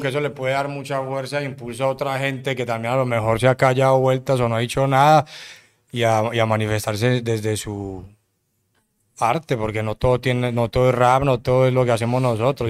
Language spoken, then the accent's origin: Spanish; Medellín, Antioquia, Colombia; vengo de Medellín